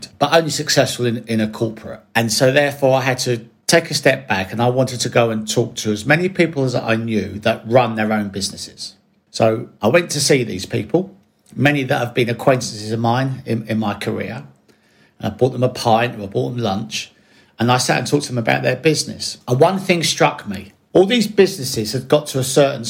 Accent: Bromley, London, United Kingdom; I grew up in South London in Bromley

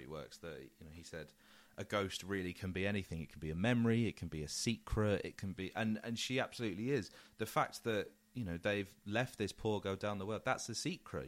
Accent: England, United Kingdom; as an Englishman

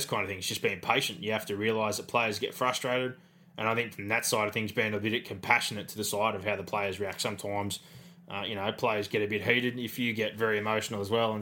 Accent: Penrith, New South Wales, Australia; we're from Penrith, we've got a massive junior base

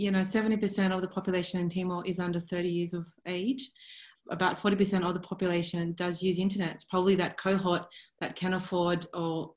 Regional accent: Sydney, New South Wales, Australia; growing up in Sydney

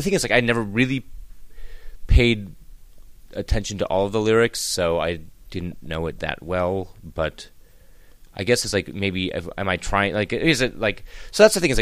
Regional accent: Wisconsin, United States; I'm just a kid from Wisconsin, a bald kid from Wisconsin, a bald 43-year-old kid from Wisconsin

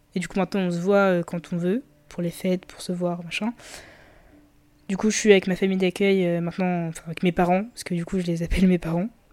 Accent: Colombes, Île-de-France, France; j'ai grandi euh, à Colombes

